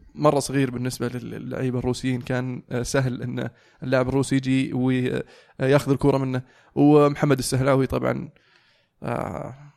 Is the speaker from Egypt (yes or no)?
no; Saudi Arabia; انك سعودي